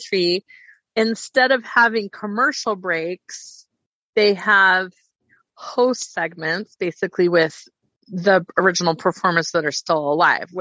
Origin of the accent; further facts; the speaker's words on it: Idaho Falls, Idaho, United States; also born or lived in Yukon, Idaho / Pocatello, Idaho; I moved when I was five from Yukon, Idaho to Idaho Falls, which was called Moving In Town.